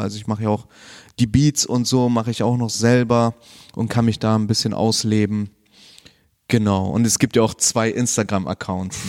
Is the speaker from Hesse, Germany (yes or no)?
no; Bremen, Germany; also born or lived in Chile; ich bin tatsächlich nur dort geboren, aber sonst eigentlich immer hier in Bremen gewesen, aufgewachsen, viel im Bremen-Ostteil